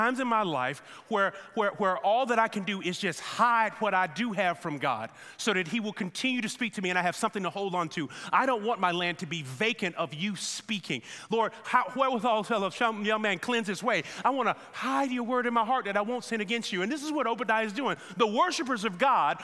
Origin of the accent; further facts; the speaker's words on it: United States; us as American believers